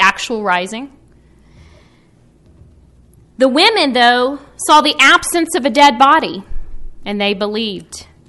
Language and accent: English; Texas, United States; moved away; Growing up in Texas